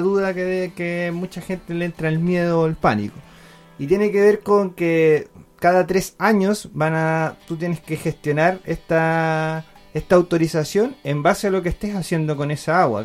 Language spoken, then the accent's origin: Spanish; Mincha, Coquimbo, Chile; un pueblo querido perdido en la cuarta región llamado Mincha, que mm, de donde soy oriundo